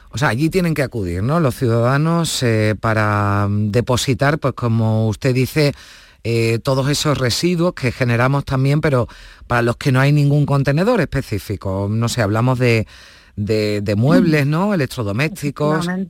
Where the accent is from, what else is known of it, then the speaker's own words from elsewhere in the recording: Andalusia, Spain; los andaluces